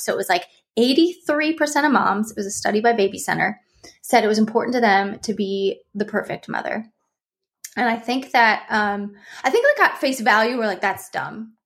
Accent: Ohio, United States; now in California, United States; I live in California, but I'm from Ohio

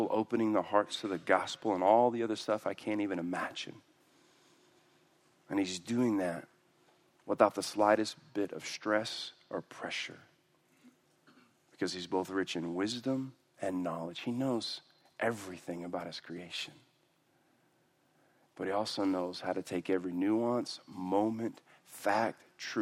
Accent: Houston, Texas, United States; I'm from Houston

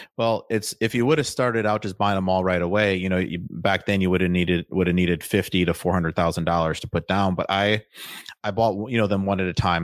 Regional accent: Waukesha, Wisconsin, United States; moved away as an adult; now in Austin, United States; I'm from Waukesha, like you said, and then, um, we lived in, like, a heavily wooded area

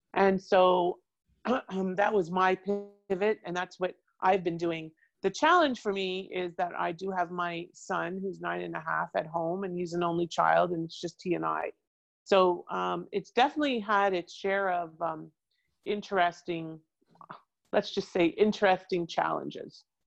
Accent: Toronto, Ontario, Canada; moved away as an adult; now in Boca Raton, United States; I came originally from Toronto and I moved here in the 90s with an ex husband, moved back to Toronto, came back here to escape the cold

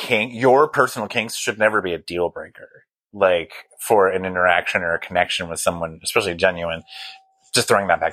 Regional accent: Flagstaff, Arizona, United States; also born or lived in Palm Springs; I'm from Flagstaff, Arizona, and I toggle month to month back and forth between here and there.

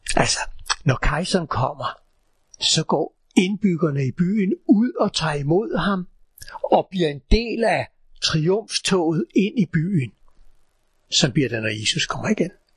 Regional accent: Copenhagen, Capital Region of Denmark, Denmark; da jeg gik i skole i København for rigtig mange år siden

